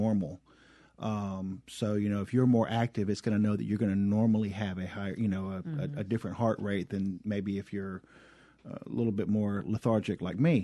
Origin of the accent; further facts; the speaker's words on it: the South, United States; accent: southern; I'm still having a hard time with my southern accent